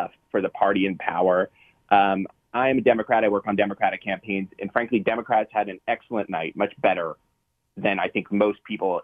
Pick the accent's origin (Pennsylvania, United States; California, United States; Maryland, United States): Pennsylvania, United States; North Hills, Allegheny County; I'm from the North Hills, Allegheny County